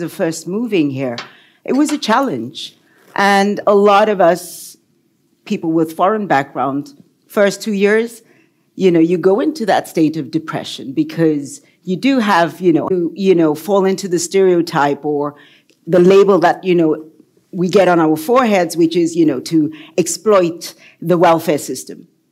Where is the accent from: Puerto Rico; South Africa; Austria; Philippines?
South Africa; KwaZulu-Natal; moved away as an adult; also born or lived in United Kingdom; now in Norway; I come from South Africa. I grew up in apartheid South Africa.